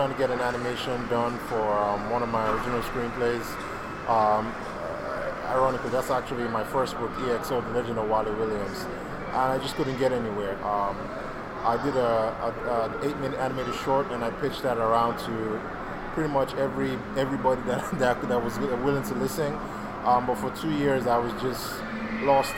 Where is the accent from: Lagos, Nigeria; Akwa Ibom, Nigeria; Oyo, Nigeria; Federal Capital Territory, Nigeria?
Lagos, Nigeria; moved away as an adult; now in United States; I was born and raised in Lagos, Nigeria